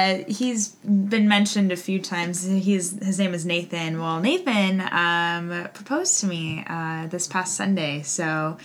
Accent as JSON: {"language": "English", "region": "Oregon", "country": "United States", "tie": "born or raised there", "also_born_or_lived": "Spokane, Washington", "said": "I was born in Spokane, Washington, but raised here in Oregon, so I'm not a true Oregonian, but I came to Oregon State. This is my last year, so I came to Oregon State in 2015"}